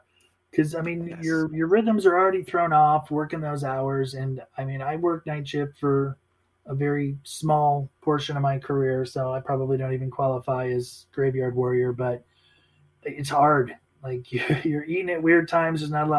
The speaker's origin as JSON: {"language": "English", "region": "Midwest", "country": "United States", "tie": "born or raised there", "said": "Like I said, growing up in the Midwest, Italian family."}